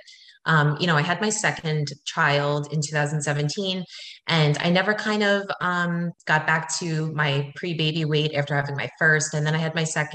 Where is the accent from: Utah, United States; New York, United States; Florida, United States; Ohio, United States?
New York, United States; Long Island; I'm from Long Island